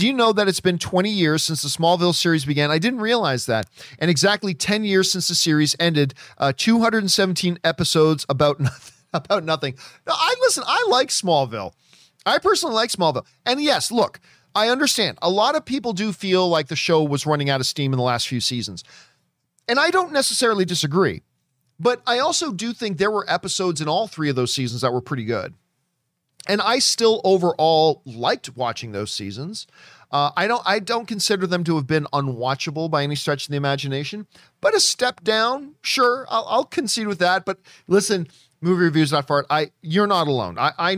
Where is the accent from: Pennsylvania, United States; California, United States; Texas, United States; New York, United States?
New York, United States; born or raised there